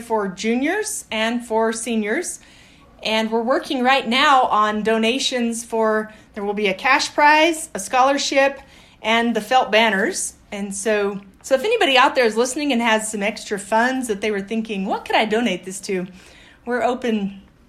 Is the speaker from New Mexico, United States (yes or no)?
yes; Aztec, New Mexico, United States; moved away as an adult; also born or lived in Colorado / Sulphur Springs, Texas; now in Las Cruces, United States; I grew up in Colorado and upstate New Mexico. I'm from Aztec